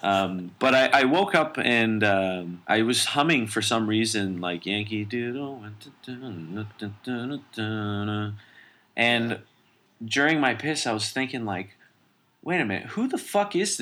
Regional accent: Canada; as a Canadian

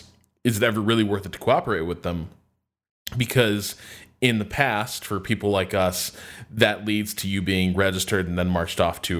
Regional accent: Brooklyn, New York, United States; Other people, but trust me, I'm really good. I'm from Brooklyn.

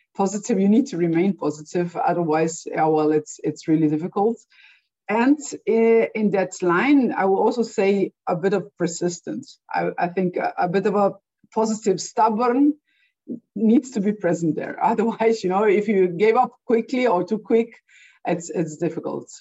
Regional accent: Slovenia; I come from Slovenia, and historically, um, and I was born still in Yugoslavia

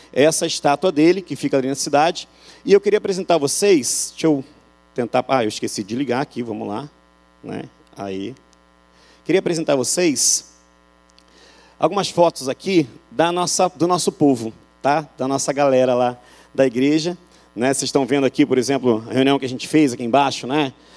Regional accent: Rio, Rio de Janeiro, Brazil; moved away as an adult; now in Euclides da Cunha, Brazil; O sotaque entrega que eu sou do Rio

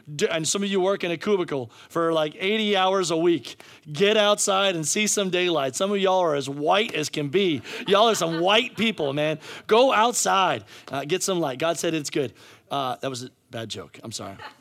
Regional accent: United States; we as American

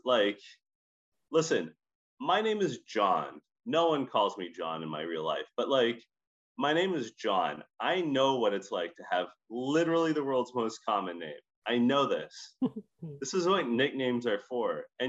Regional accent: Scotland, United Kingdom; accent: Scottish; When I was growing up, I had a little Scottish accent because I am a Scottish accent.

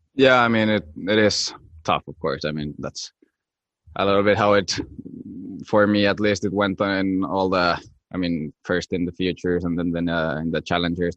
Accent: Finland; when you're from small country like Finland

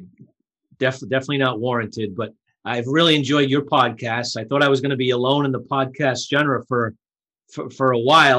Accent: Coventry, Rhode Island, United States; also born or lived in Providence, Rhode Island; I'm born and raised in Rhode Island.

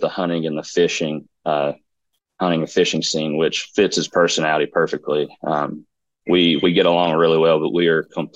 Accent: Martin, Tennessee, United States; I was born and raised in Martin. So grew up in Martin. We moved to East Tennessee while I was in high school

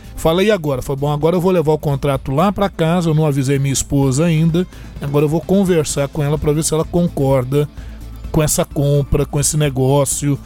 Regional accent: Brazil; Nós, como brasileiros

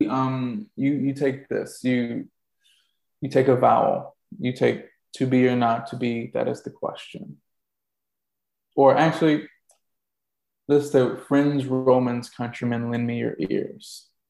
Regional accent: the South, United States; being a Southerner, I would hear stuff being done in the South and I'm like, doesn't sound like anybody I know

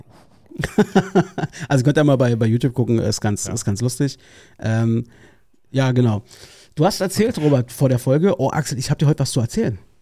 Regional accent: Berlin, Germany; Ich bin Berliner

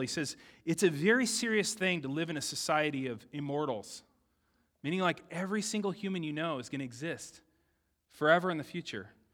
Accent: San Diego, California, United States; I grew up in San Diego

